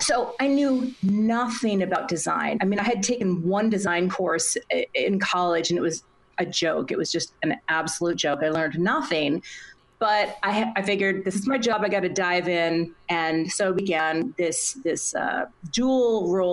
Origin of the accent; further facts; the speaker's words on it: Minnesota, United States; right next to my hometown.